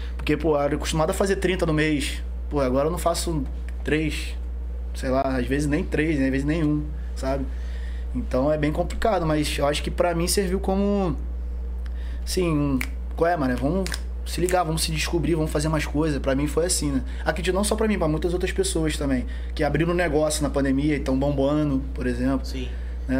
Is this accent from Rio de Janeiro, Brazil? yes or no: yes; São Gonçalo, Rio de Janeiro, Brazil; Nascido e criado ali no Rosa, Mutuá. Moro ali até hoje